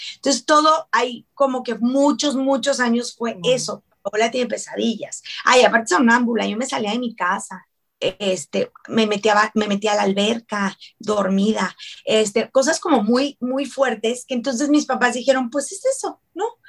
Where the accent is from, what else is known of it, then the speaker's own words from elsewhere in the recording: Ciudad Juárez, Chihuahua, Mexico; moved away; also born or lived in Mexico City; soy mexicana, yo soy de Ciudad Juárez